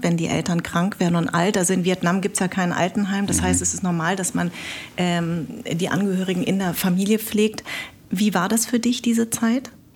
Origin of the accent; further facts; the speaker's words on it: Munich, Bavaria, Germany; now in Berlin, Germany; ich bin ja in München groß geworden